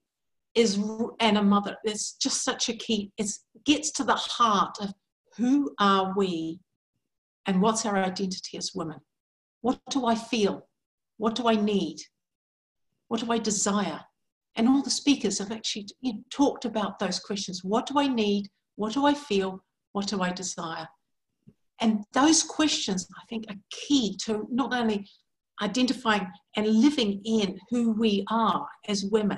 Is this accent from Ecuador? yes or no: no; New Zealand; moved away as an adult; also born or lived in England; now in New Hampshire, United States; I'm actually originally from New Zealand. So I was born in New Zealand.